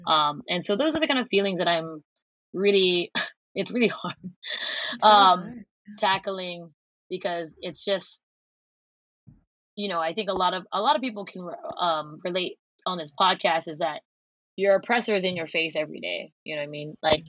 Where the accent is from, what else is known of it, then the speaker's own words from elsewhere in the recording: Philippines; Because I am also Filipino, and I think it's really hard for us to recognize grief